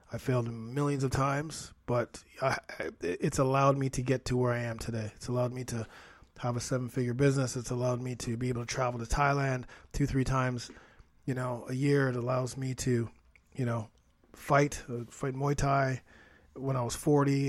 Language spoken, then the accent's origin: English; Toronto, Ontario, Canada; I'm from Toronto, Canada, so that's where I'm at right now. I still am here in the T dot.